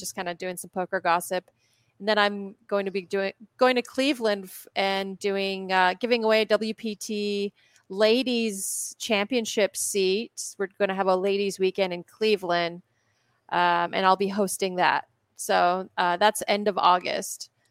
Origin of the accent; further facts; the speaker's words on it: Poland; moved away; I was born in Poland